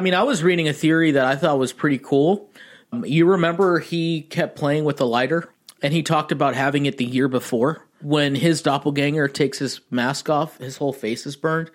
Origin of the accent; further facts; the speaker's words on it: Pasadena, California, United States; I'm actually from a suburban town called Pasadena in California